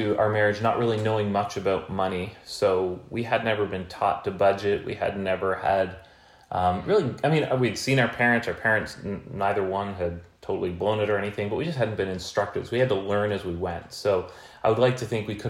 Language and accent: English; Canada; being Canadian